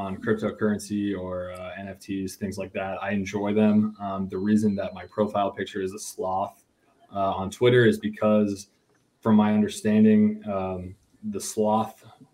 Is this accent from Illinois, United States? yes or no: no; Dallas, Texas, United States; moved away; also born or lived in Colorado; I'm originally from Dallas